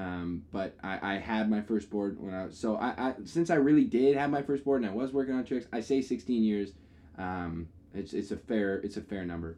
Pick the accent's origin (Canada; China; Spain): Canada; we are from Canada, and it is snowy here in the winter.